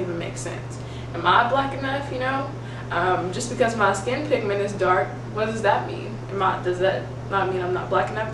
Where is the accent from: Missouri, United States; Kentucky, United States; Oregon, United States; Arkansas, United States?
Kentucky, United States; I am from Kentucky